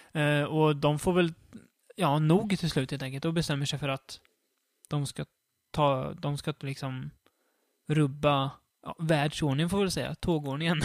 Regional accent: Sweden; jag är en svensk som är van med våran västerländska kultur

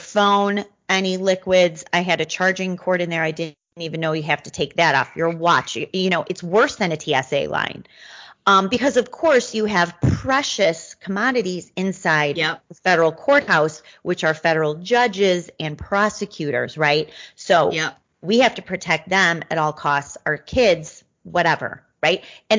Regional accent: Midwest, United States; as a Midwesterner

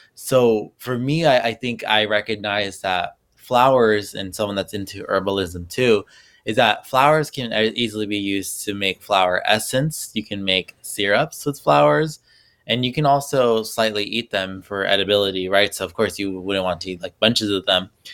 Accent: Los Angeles, California, United States; moved away as an adult; now in New Jersey, United States; I'm originally from Los Angeles

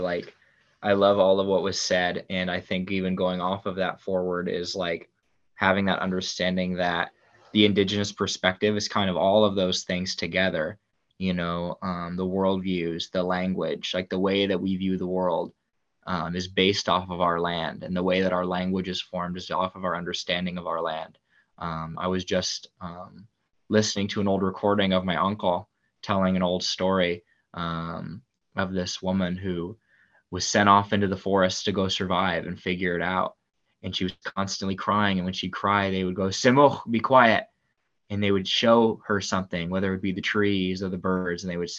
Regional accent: Pacific Northwest, United States; You know, I am Coast Salish, and I am from the Lummi, Nooksack, and Upper Skagit Nations, and we are the Pacific Northwestern people.

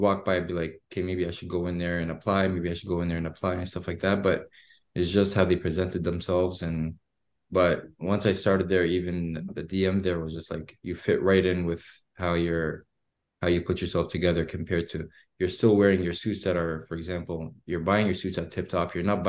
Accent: Edmonton, Alberta, Canada; born there; so I was born in Edmonton. And when I came back to Canada

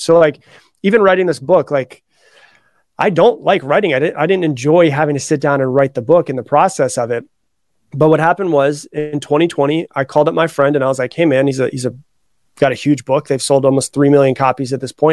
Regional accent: Florida, United States; now in Austin, United States; I was raised in Florida. I live in Austin, Texas now, but I was raised in Florida

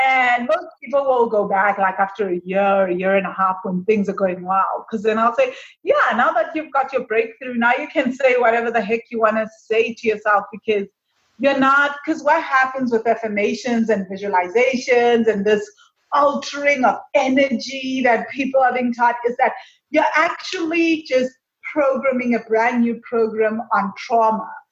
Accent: South Africa; moved away; I'm from South Africa.

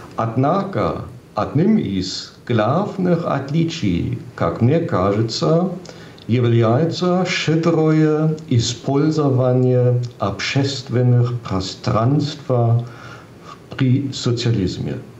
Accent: Giessen, Hesse, Germany; Russian is a second language; мой родной город. Гисен совсем небольшой

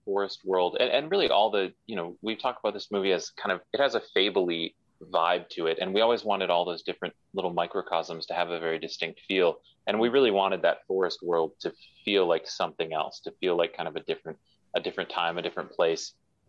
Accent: Wisconsin, United States; now in Los Angeles, United States; Yeah, based in LA. But yeah, I'm from Wisconsin originally

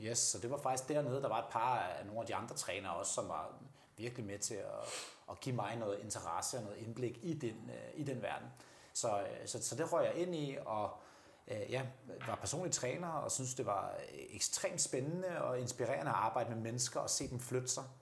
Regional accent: Denmark; som danskere

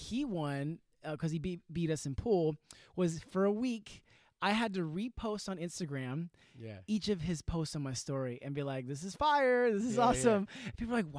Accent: Sacramento, California, United States; born or raised there; also born or lived in Whittier, California

